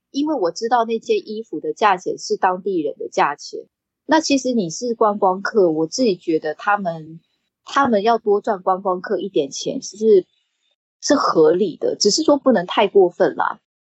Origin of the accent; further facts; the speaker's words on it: Taiwan; 因为我是在台，台湾长大的嘛